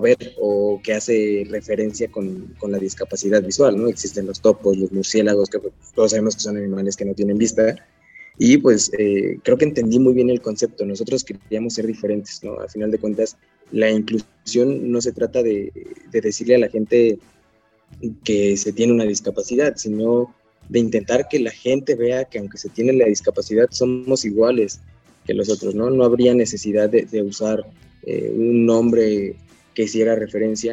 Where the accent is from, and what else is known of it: Mexico City, Mexico